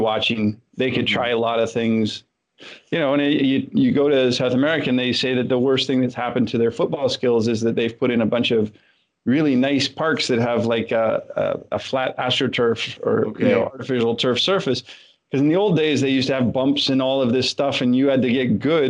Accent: Canada; growing up in Canada

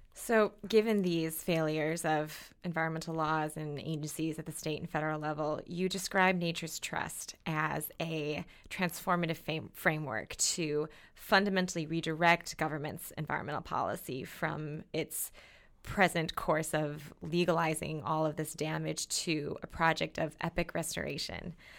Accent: Minnesota, United States; where I grew up in Minnesota

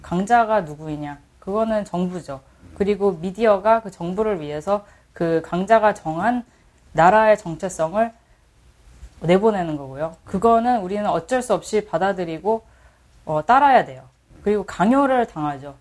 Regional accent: United States; Korean is a second language; 저는 미국 사람입니다. 음. 미국에서 태어났고, 미국에서 계속 교육을 받고, 계속 자랐어요.

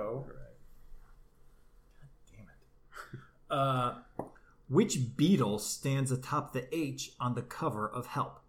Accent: Ohio, United States; I am from Ohio

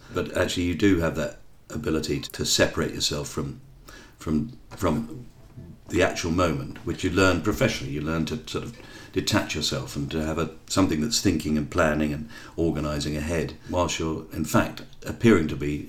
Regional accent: London, United Kingdom; I was brought up in Bermondsey in London

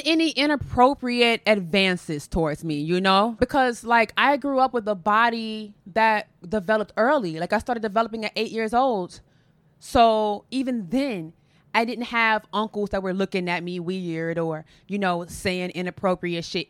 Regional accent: Chicago, Illinois, United States; I'm from Chicago, born and raised

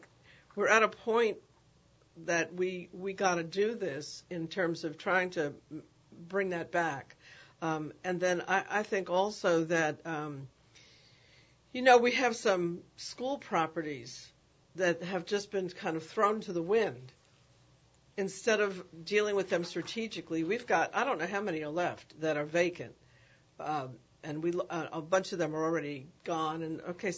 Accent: New York City, New York, United States; now in New Orleans, United States; I grew up in the Bronx, and we had music and arts education every year from the sixth grade until I graduated from high school

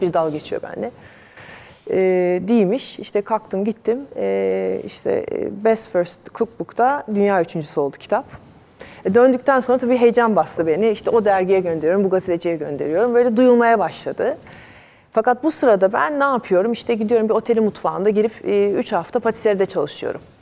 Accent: Istanbul, Turkey; Biz eski Tarabyalıyız doğma büyüme

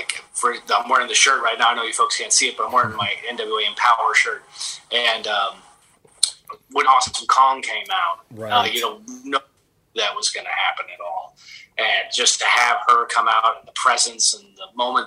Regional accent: San Antonio, Texas, United States; also born or lived in Southern California; my hometown of San Antonio, Texas

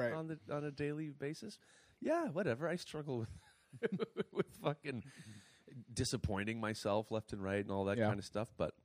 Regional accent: Canada; I'm Canadian content.

